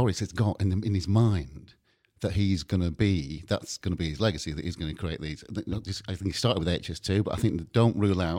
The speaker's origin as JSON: {"language": "English", "region": "the north of England", "country": "United Kingdom", "moved": "yes", "said": "you may have gathered I'm not actually from Brighton or London."}